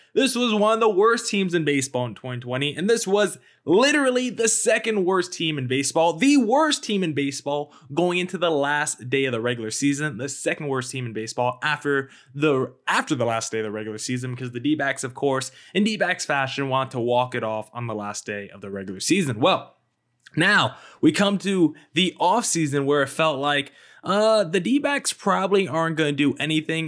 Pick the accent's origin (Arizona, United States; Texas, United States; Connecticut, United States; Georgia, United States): Arizona, United States; Arizona," basically my hometown state